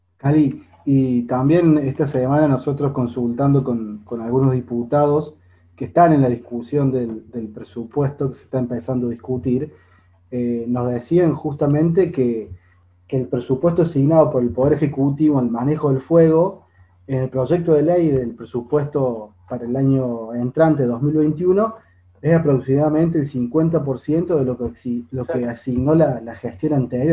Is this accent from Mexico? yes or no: no; Córdoba, Argentina; Los cordobeses pagamos impuestos carísimos